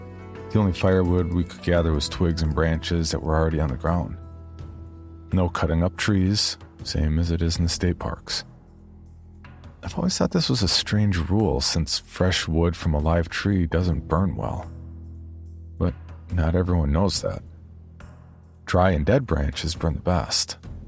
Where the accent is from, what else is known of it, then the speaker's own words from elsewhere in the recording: San Antonio, Texas, United States; I grew up in San Antonio, Texas, and this was as far from home as I could get.